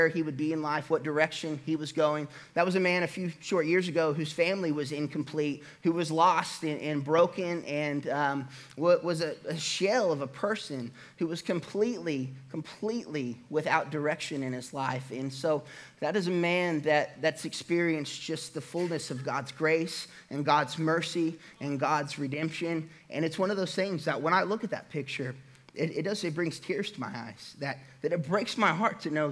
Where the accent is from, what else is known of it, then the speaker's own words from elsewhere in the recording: Catoosa, Oklahoma, United States; also born or lived in Hilldale, near Muskogee, Oklahoma; I grew up in Catoosa, Oklahoma